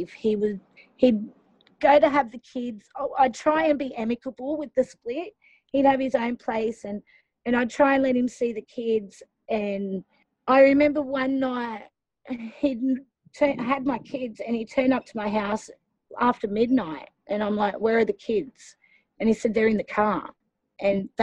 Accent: South Coast of New South Wales, Australia; moved back down to being in my family in my hometown, a little town in South Coast of New South Wales

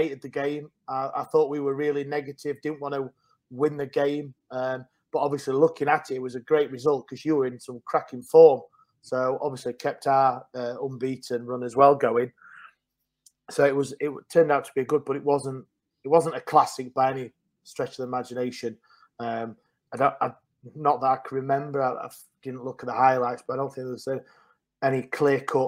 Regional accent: Sheffield, Yorkshire and the Humber, United Kingdom; I'm from Sheffield, but I work in Derby

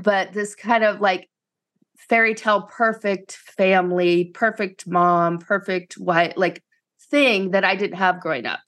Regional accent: East Coast, United States; moved away as an adult; I grew up in the East Coast, so I went as far away from home as I could

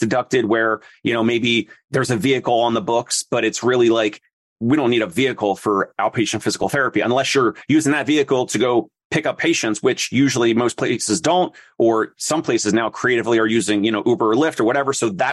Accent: New Jersey, United States; also born or lived in Philadelphia; I'm from South Jersey and right over the bridge from Philly

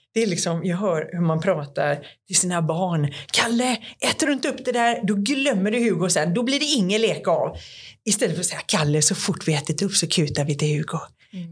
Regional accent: Sweden; jag är från Sverige

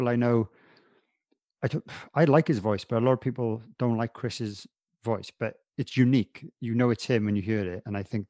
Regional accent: Wales, United Kingdom; being a Welshman

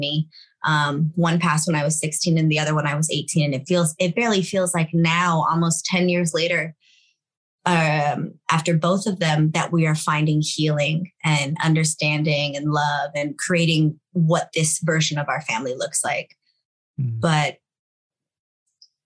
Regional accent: Los Angeles, California, United States; sixth generation here, born and raised in East

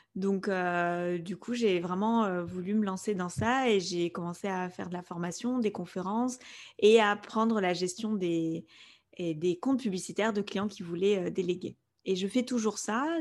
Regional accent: Spain; first language Spanish; French is a second language; moved away; avec mon frère, on a grandi en Espagne, donc euh, l'espagnol, c'est notre langue euh, maternelle

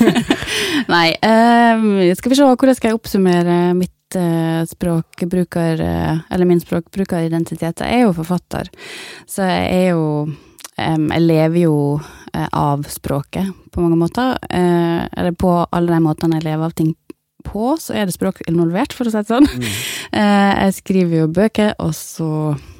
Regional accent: Ørsta, Møre og Romsdal, Norway; jeg har vokst opp i Ørsta

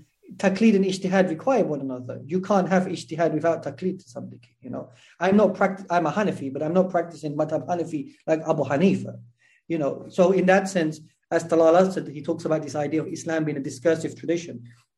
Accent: England, United Kingdom; I mean, I'm from England. I was born and raised in England.

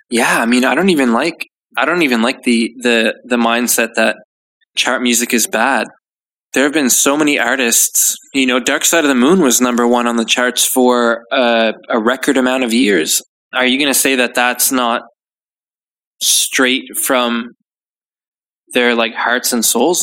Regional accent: Canada; now in United Kingdom; I'm Canadian

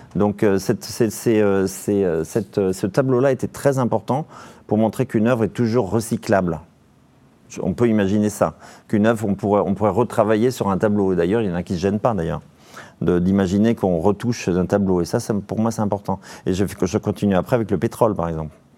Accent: Vendée, Pays de la Loire, France; chez moi en Vendée

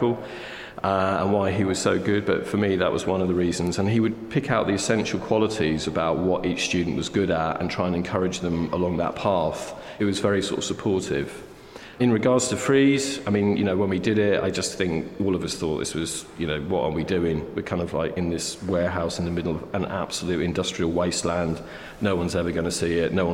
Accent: Cheshire, North West England, United Kingdom; moved away; I grew up in Cheshire, which is near Manchester

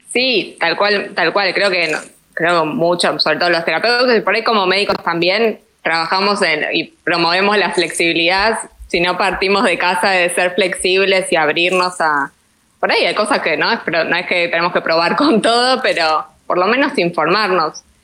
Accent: Argentina; ya se darán cuenta por mi tonada todos que, soy argentina

